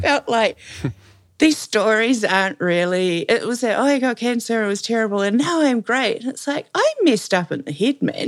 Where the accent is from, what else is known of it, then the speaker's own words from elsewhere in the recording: New Zealand; accent: Kiwi; you can probably tell that I'm a Kiwi by the fact that everything I say sounds like a question.